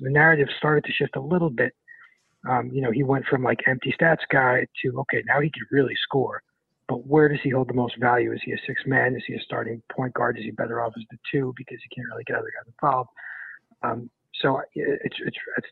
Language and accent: English; New York, United States; I'm from New York